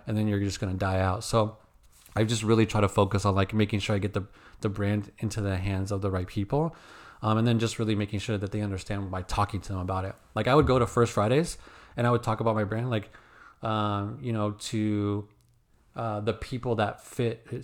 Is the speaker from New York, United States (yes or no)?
no; Phoenix, Arizona, United States; when I grew up in Phoenix, dude, I woke up, like, if you look down the street, it's all palm trees.